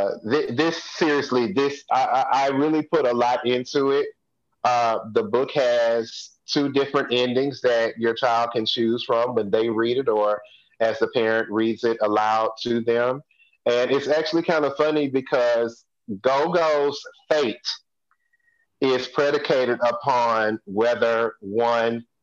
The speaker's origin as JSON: {"language": "English", "town": "Houston", "region": "Texas", "country": "United States", "said": "I'm from Hiram Clark"}